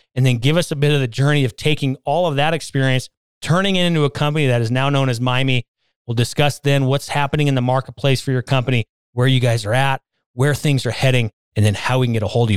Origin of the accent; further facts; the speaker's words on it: West Coast, United States; now in Colorado, United States; I grew up on the West Coast